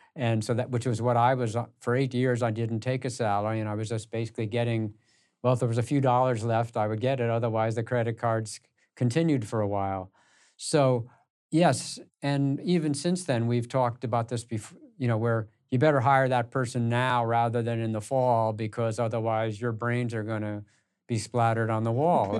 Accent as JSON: {"language": "English", "country": "United States", "tie": "born or raised there", "said": "I grew up in the New York and Connecticut area"}